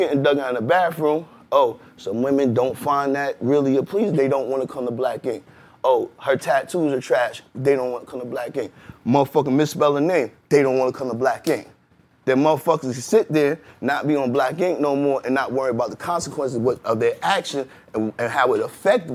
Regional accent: New York City, New York, United States; also born or lived in Bed-Stuy, Brooklyn; I'm coming from Uptown.

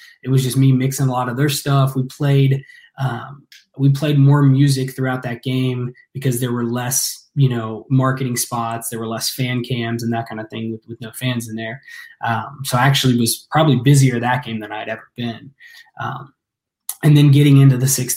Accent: Ross, Ohio, United States; I grew up out in the country, you know, out in Ross, Ohio

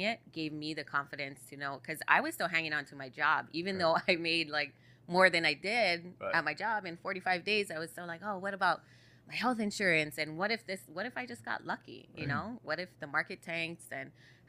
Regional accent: Maui, Hawaii, United States; I born and raised on Maui

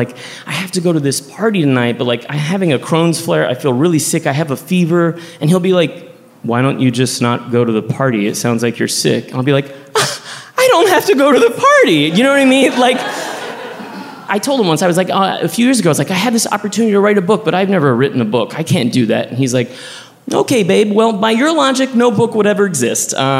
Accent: Texas, United States; also born or lived in New York; now in Los Angeles, United States; my home state, Texas

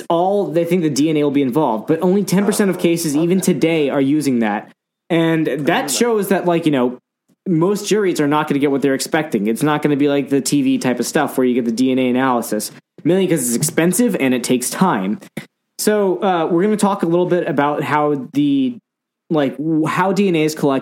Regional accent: United States; I'm American

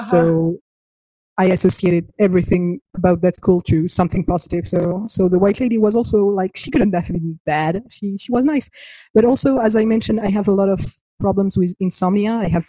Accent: Argentina; It breaks my heart, because my family travels a lot. And I grew up in Argentina. We're homeschooled.

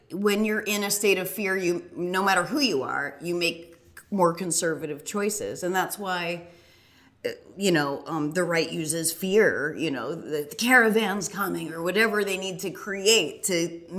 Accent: Boston, Massachusetts, United States; oh, I'm from the Boston area.

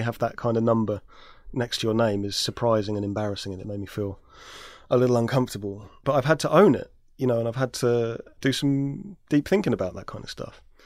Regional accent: London, United Kingdom; I grew up in South London

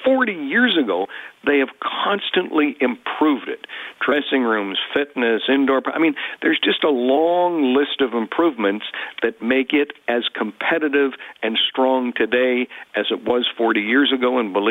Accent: Winnipeg, Manitoba, Canada; I was born in Winnipeg, and I love the Peg

